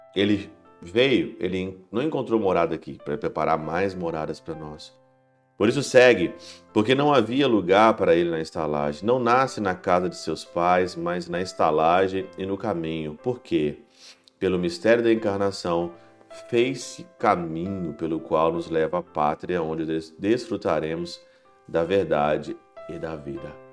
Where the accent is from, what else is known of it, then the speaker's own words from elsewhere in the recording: Ouro Branco, Brazil; desde quando eu era criança em Ouro Branco